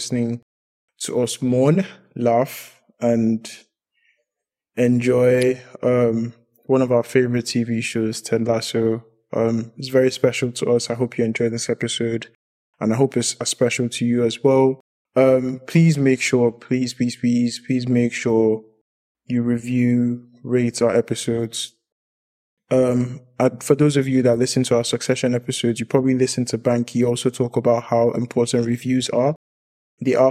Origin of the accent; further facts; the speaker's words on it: Lagos, Nigeria; growing up in Lagos